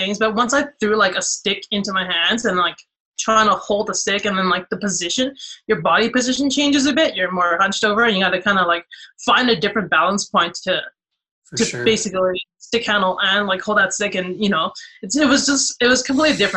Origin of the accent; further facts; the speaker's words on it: Canada; I grew up in Canada